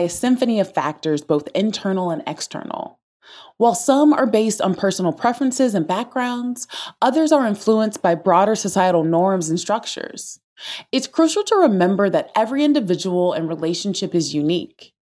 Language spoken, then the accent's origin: English; the South, United States; Growing up in the South as an introvert